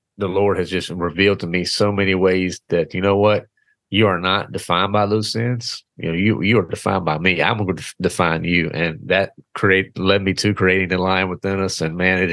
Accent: the South, United States; born and raised in the South.

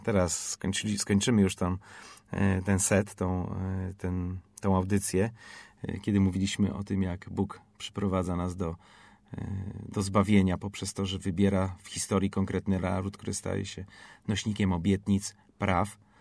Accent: Poland; skąd jesteś, ja mówię Poland

